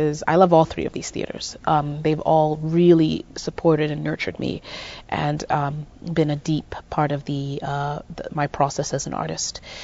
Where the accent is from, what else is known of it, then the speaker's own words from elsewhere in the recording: Zimbabwe; moved away as an adult; also born or lived in Midwest, United States; now in United States; I grew up in Zimbabwe till the age of 19